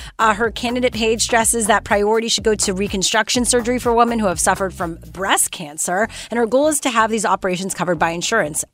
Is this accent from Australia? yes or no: no; Canada; I'm also Canadian